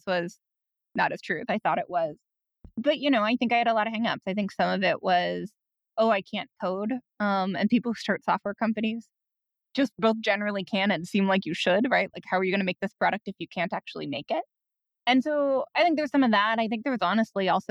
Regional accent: Iowa City, Columbus, Ohio, Midwest, United States; I grew up in Midwestern college towns, Iowa City, and then Columbus, Ohio.

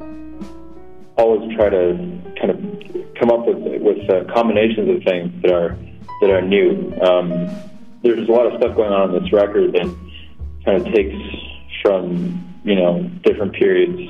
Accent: France; moved away as an adult; also born or lived in Scotland; now in New York, United States; I was born in France. My folks are from Oregon, but I was born there, and I grew up there, lived there till I was 18.

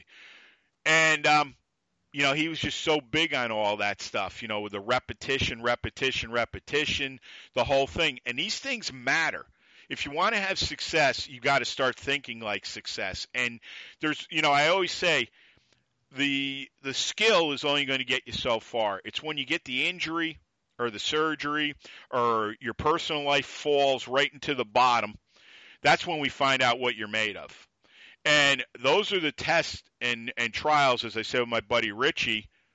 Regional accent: New York, United States; I'm a New Yorker

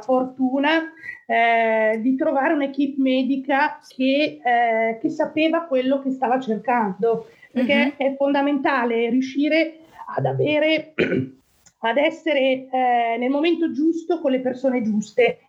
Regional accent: Monza, Lombardy, Italy; moved away as an adult; now in Antrim, United Kingdom; sono nato a Monza nel 1968, quindi ho 54 anni e mi trovo in eh, Irlanda del Nord dal 2012

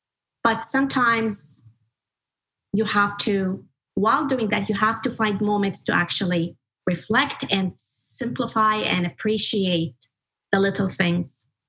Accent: Kuwait; moved away as an adult; also born or lived in Egypt; And I grew up in Kuwait most of my life up until about 18 or 19 years of age. And I grew up in a very traditional family.

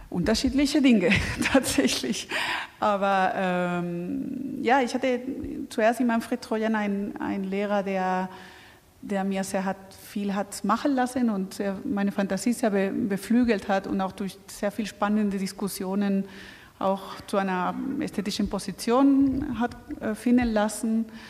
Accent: Spain; now in Germany; in Deutschland als Spanier

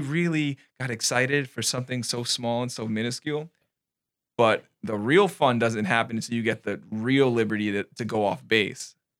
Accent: New York City, New York, United States; moved away; I'm from New York

